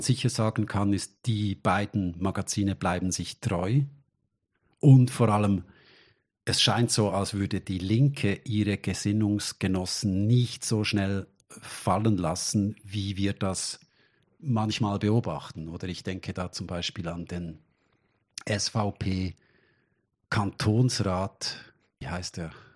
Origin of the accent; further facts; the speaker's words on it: Switzerland; für uns als Schweizer